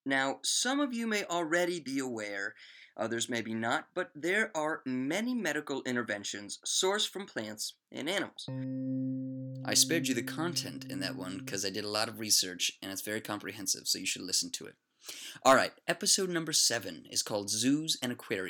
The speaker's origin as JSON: {"language": "English", "region": "Maryland", "country": "United States", "said": "from the great state of Maryland, USA."}